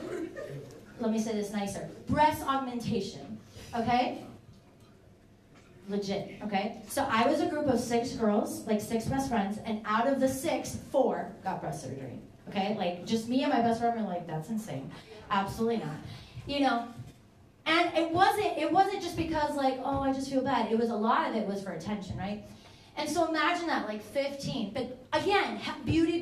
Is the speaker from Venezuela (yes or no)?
yes; Venezuela; now in Manassas, United States; I'm from Venezuela